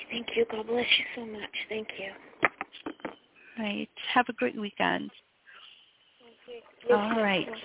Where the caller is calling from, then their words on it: New York City, New York, United States; I'm calling from uh, New York City.